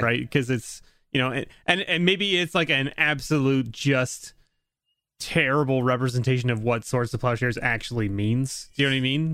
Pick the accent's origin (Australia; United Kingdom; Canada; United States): Canada; I'm a Canadian